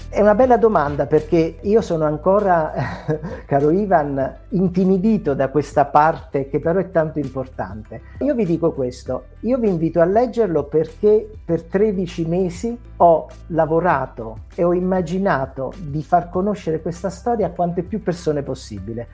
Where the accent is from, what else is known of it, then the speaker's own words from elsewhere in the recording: Salerno, Campania, Italy; now in Apulia, Italy; io sono meridionale, vivo in Puglia ma sono salernitano